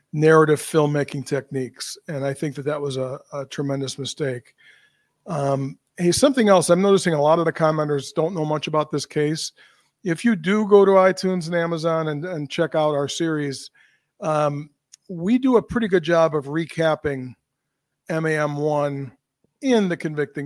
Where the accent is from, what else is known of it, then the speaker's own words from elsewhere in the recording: United States; as an American